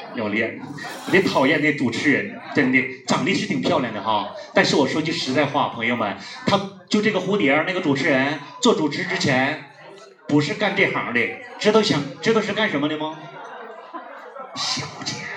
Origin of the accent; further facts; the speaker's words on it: Northeast China, China; 我来自东北